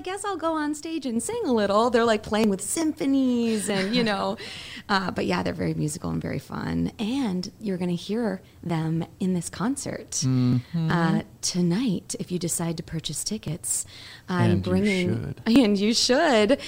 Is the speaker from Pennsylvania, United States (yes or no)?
no; Kalamazoo, Michigan, United States; moved away as an adult; My hometown